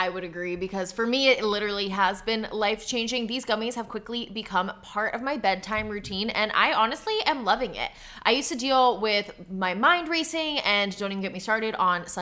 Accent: New Jersey, United States; I'm like from New Jersey

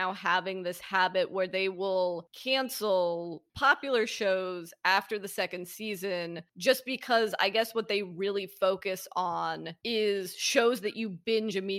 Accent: Los Angeles, California, United States; I grew up in Los Angeles

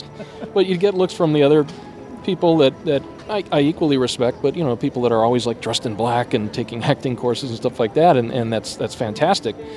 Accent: Southern California, United States; I grew up in California, in Southern California

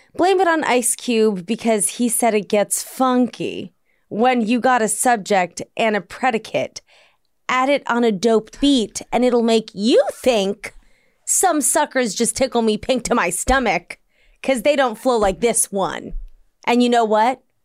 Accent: Washington, District of Columbia, United States; moved away; D C is my hometown

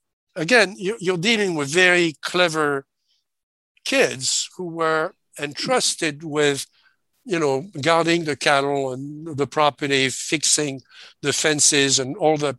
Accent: France; grew up in France, in occupied France, okay? I was born 1939

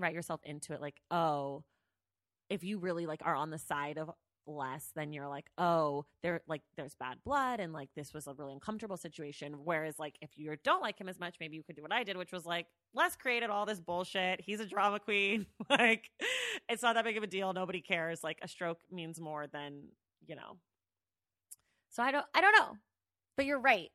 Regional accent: the Bay Area, California, United States; I'm from the Bay Area.

